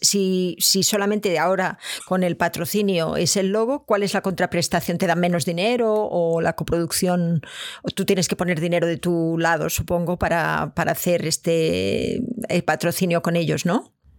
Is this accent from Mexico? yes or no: no; Catalonia, Spain; moved away; yo vengo de Cataluña